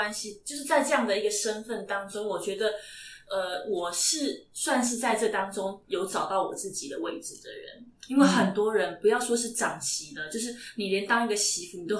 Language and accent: Chinese; Taipei, Taiwan; 我是台北的孩子，